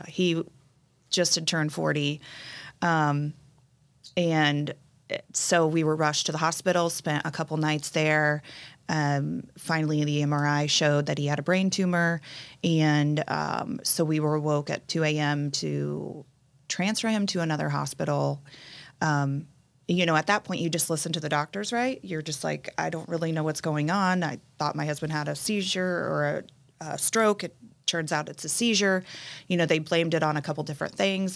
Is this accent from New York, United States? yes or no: no; Indianapolis, Indiana, United States; now in Carmel, United States; born and raised in Indianapolis